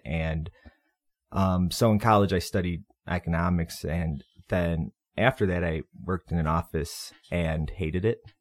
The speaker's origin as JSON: {"language": "English", "town": "Berwyn", "region": "Illinois", "country": "United States", "also_born_or_lived": "Andersonville, Chicago", "lives_now": "Chicago, United States", "said": "I'm from Berwyn, southwest suburb"}